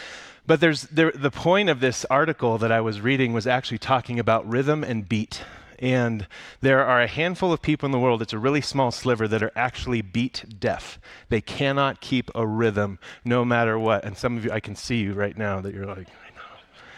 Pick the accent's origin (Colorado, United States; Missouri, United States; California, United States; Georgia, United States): Colorado, United States; Broomfield; I grew up right here in Broomfield, and growing up in the suburbs is an interesting experience